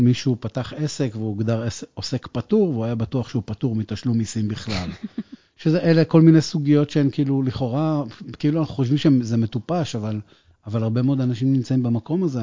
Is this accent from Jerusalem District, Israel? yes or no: no; Acre, Northern District, Israel; moved away as an adult; now in Beersheba, Israel; אני לא באר שבעי במקור, אני מעכו.